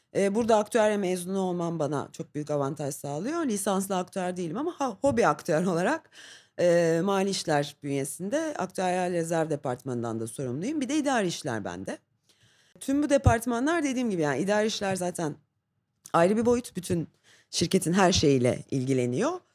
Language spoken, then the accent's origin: Turkish; Istanbul, Turkey; İstanbul doğumluyum